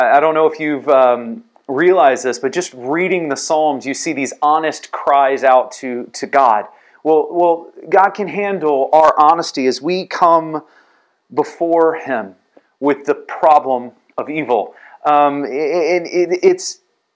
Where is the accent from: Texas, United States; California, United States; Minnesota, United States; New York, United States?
Texas, United States; San Antonio; growing up in San Antonio